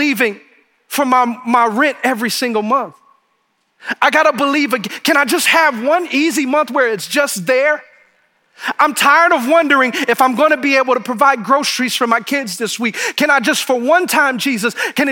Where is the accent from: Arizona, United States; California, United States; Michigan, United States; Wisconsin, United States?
Michigan, United States; Detroit; now in New Braunfels, United States; I'm from Detroit